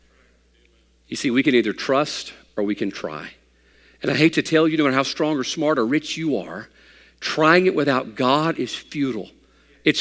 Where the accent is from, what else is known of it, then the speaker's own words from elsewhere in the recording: United States; I'm an American